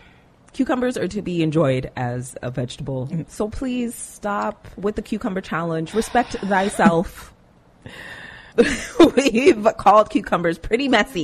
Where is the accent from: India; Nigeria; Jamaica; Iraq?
Jamaica; No, dancehall people. I'm Jamaican.